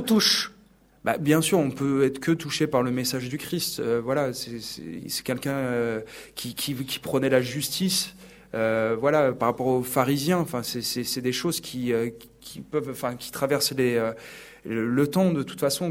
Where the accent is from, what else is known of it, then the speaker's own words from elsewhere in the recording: Sablé-sur-Sarthe, Pays de la Loire, France; moved away as an adult; now in Paris, France; je viens de Sablé-sur-Sarthe donc c'est une petite ville donc dans la Sarthe